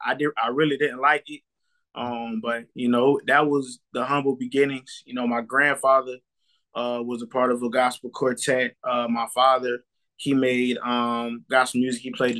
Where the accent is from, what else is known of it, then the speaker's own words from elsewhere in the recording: South Carolina, United States; also born or lived in Jacksonville, North Carolina; South Carolina. I was born in North Carolina, in Jacksonville military base. Then I moved to South Carolina. So I'm a Carolina kid all the way around.